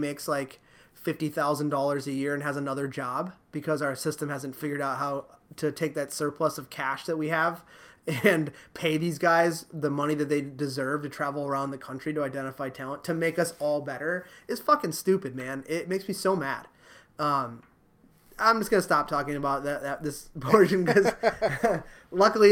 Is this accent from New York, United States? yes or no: no; Dayton, Ohio, United States; I grew up in Dayton, Ohio